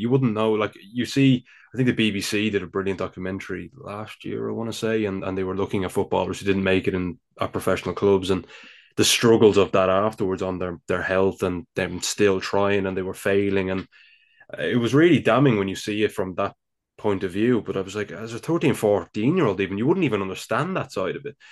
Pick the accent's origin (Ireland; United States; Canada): Ireland; Dublin, Leinster; accent: Dublin; I live here, of course, in the Republic of Ireland. I'm sure you could tell by now by my, my Dublin accent.